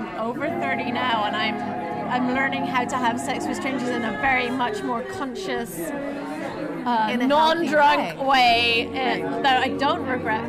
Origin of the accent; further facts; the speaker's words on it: England, United Kingdom; I'm actually English